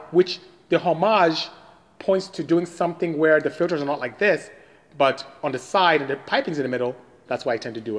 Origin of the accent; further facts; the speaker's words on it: Nigeria; I am from Nigeria in West Africa